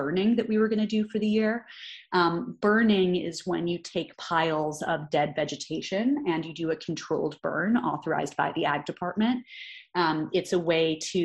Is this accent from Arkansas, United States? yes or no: no; Chicago, Illinois, United States; also born or lived in New York; now in California, United States; I'm originally from Chicago, lived in New York for over a decade